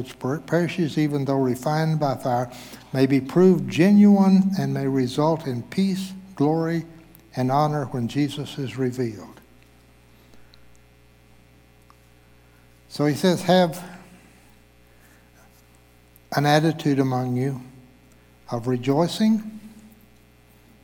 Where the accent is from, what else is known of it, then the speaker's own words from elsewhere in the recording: Zimbabwe; now in Bentonville, United States; I was born in Zimbabwe, Africa